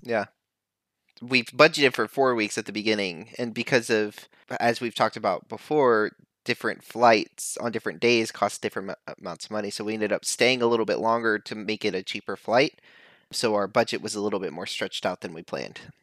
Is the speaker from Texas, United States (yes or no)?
yes; Texas, United States; accent: Southern; moved away; it just felt like home growing up in Texas